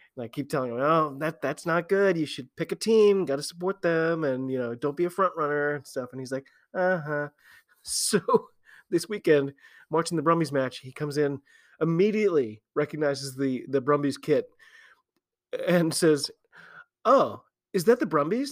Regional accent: United States; I'm an American rugby fan

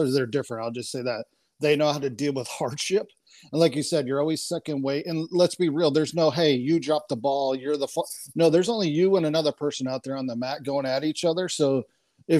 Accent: Wayland, New York, United States; I grew up in upstate New York, a little two-stoplight town

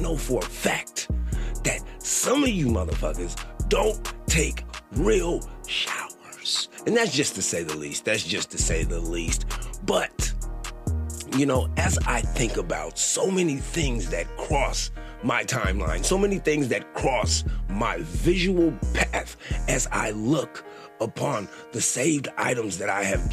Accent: Sacramento, California, United States; I grew up in Sacramento.

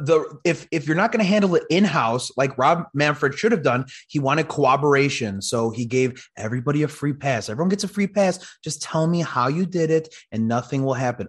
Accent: Chicago, Illinois, United States; I'm from Chicago

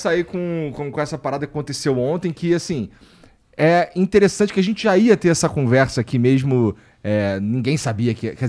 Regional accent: Rio de Janeiro, Brazil; Porque assim, eu sou do Rio. E eu falei sinal a vida inteira.

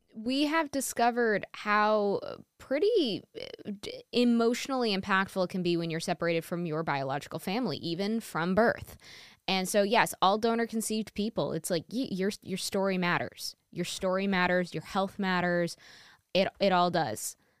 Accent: New York, United States; am born and raised in New York and still live in New York

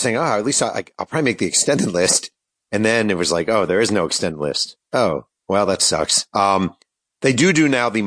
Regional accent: New York, United States; now in Los Angeles, United States; my hometown in New York

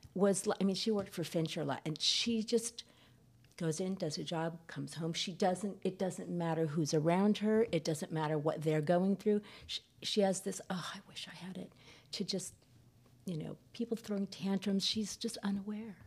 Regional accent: San Fernando Valley, California, United States; I grew up in the San Fernando Valley

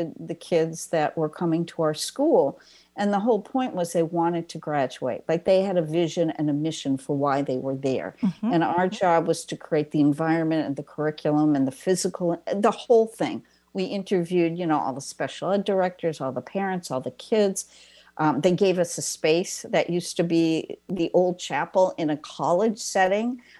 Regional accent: East Coast, United States; I'm from the East Coast

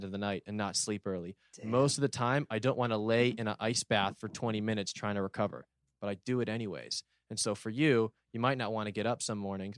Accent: Los Angeles, California, United States; I want to pull that off in my hometown, home city in 2028.

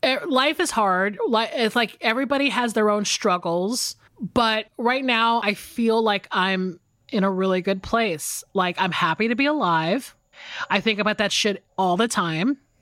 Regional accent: Atlanta, Georgia, United States; moved away as an adult; also born or lived in Los Angeles; now in Atlanta, United States; I'm back in Atlanta and I am hanging out with a lot of my old friends

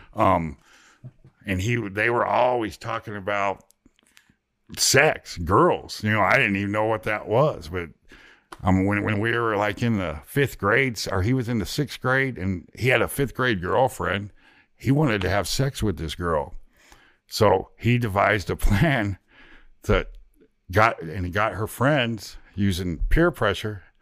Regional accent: Ohio, United States; moved away; also born or lived in Zanesville, Ohio / Oklahoma City, Oklahoma / Dallas, Texas; being from Ohio

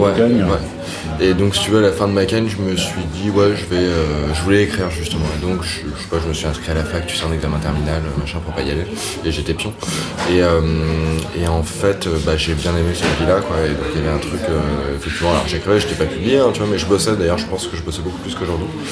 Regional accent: Paris, Île-de-France, France; moved away as an adult; also born or lived in Berlin; j'ai grandi à Paris euh, vers la place de Clichy

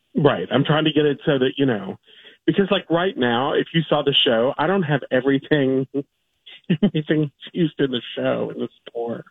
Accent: Kentucky, United States; I'm from Kentucky.

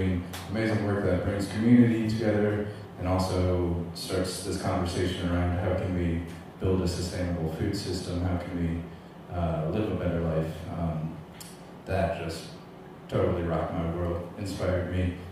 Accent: Omaha, Nebraska, United States; also born or lived in San Francisco; born and raised in Omaha.

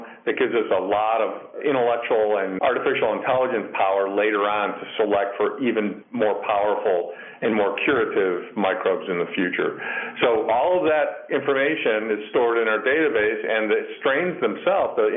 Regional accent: Illinois, United States; I grew up in Illinois

